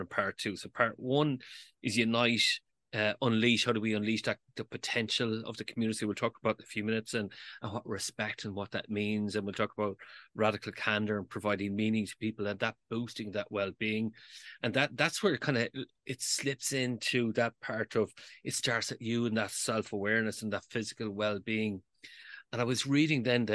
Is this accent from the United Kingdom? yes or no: no; Galway, Connacht, Ireland; I am from Galway, which is the city of tribes. I'm a proud tribesman